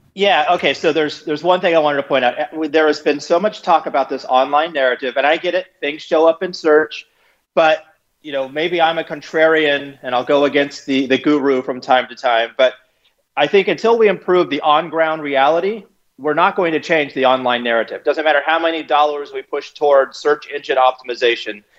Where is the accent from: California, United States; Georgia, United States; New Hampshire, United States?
California, United States; moved away as an adult; now in St. Louis, United States